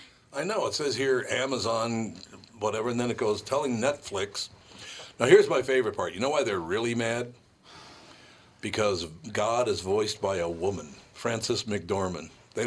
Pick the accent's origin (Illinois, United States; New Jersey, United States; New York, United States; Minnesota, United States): Minnesota, United States; Minneapolis; Ah, the joys of growing up in North Minneapolis.